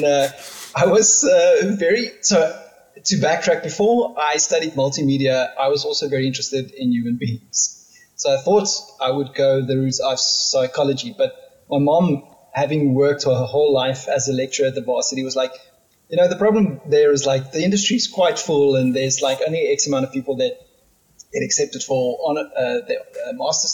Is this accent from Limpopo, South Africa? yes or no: no; Pretoria, Gauteng, South Africa; moved away as an adult; now in Cape Town, South Africa; I grew up in Pretoria and I lived there for 30 years and moved to Cape Town about 10 years ago